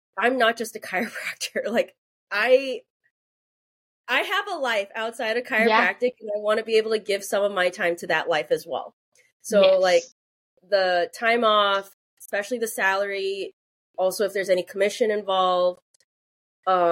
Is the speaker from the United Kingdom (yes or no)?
no; Illinois, United States; I grew up in Illinois